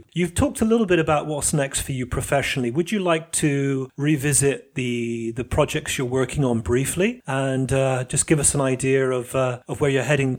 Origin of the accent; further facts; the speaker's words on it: United Kingdom; now in Italy; As a Brit coming to Italy, that really disrupted many of the ideas I had about selfhood within society.